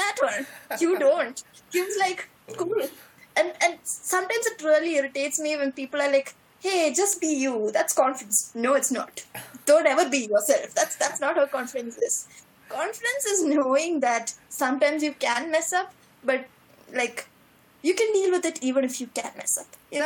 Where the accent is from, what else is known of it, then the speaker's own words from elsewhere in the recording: Kochi, Kerala, India; moved away as an adult; now in Munich, Germany; I come from Kochi, which is like January is 35 degrees. That's how Kochi is.